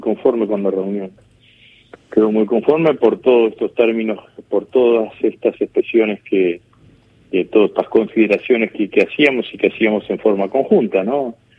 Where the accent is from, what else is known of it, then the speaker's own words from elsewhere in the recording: Vera, Santa Fe, Argentina; en el pueblo donde yo vivía, donde yo nací, que es en Vera, en el norte de la provincia de Santa Fe